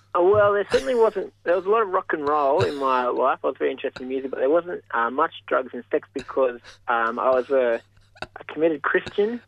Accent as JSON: {"language": "English", "town": "Mudgee", "region": "New South Wales", "country": "Australia", "tie": "born or raised there", "moved": "as an adult", "lives_now": "Queensland, Australia", "said": "I grew up in Mudgee until I was 18"}